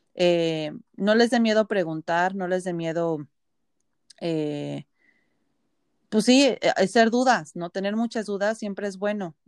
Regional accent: Mexico; now in Canada; somos latinos y mexicanos

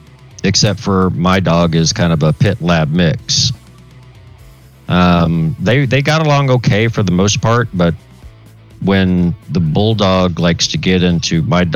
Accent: Tulsa, Oklahoma, United States; moved away; We went to my hometown back up in Tulsa.

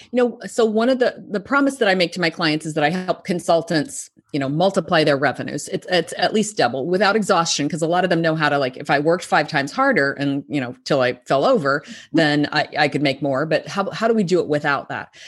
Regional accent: Arkansas, United States; moved away as an adult; also born or lived in New York; I'm from Arkansas, which is kind of a small rural state in the United States. Uh, I grew up there

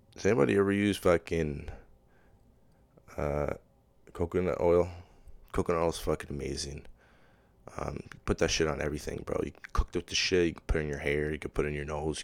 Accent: Pickering, Ontario, Canada; I'm not from Toronto, but I'm from Pickering, so it's, that's the way I, I, I talk

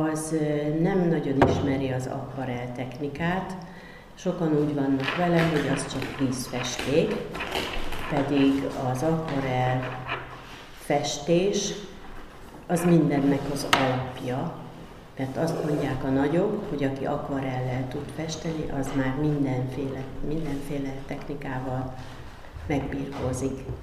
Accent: Kecskemét, Bács-Kiskun, Hungary; Kecskeméti vagyok, törzsgyökeres Kecskeméti

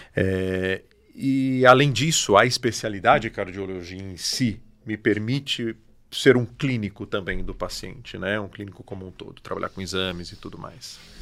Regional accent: São José dos Campos, São Paulo, Brazil; also born or lived in Mogi das Cruzes; Sou daqui, sou de São José e alguns anos eu tô voltei para cá

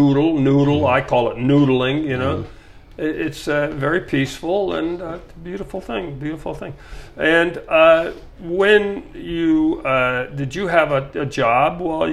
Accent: El Paso, Texas, United States; I'm from El Paso.

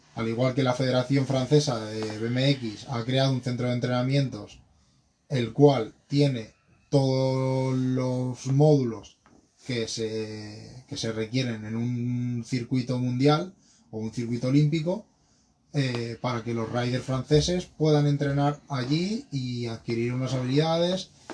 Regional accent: Madrid, Community of Madrid, Spain; soy de Madrid y tengo 26 años

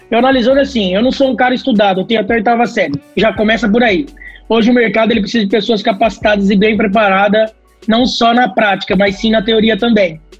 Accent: Brazil; E nós, como somos brasileiros, somos seres humanos, nós não aceitamos as críticas com as negativas.

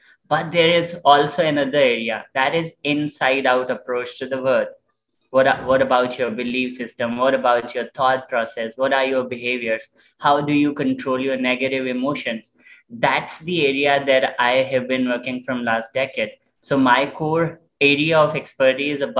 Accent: Karachi, Sindh, Pakistan; I'm from Karachi, Pakistan

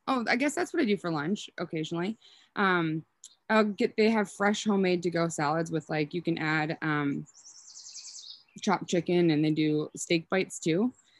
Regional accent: Willmar, Minnesota, United States; accent: Minnesotan; now in Sandpoint, United States; I don't think I have a strong Minnesotan accent. So I'm from Wilmer, and then I graduated from my first undergraduate degree from the U of M.

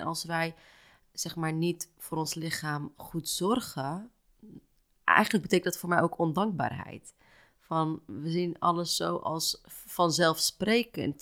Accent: Houten, Utrecht, Netherlands; now in Amsterdam, Netherlands; Ik ben niet opgegroeid in Amsterdam, ik ben opgegroeid in Houten

